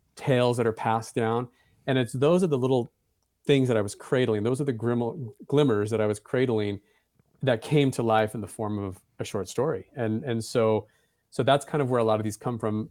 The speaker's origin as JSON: {"language": "English", "town": "Santa Fe", "region": "New Mexico", "country": "United States", "tie": "born or raised there", "said": "I grew up in Santa Fe, that's my hometown."}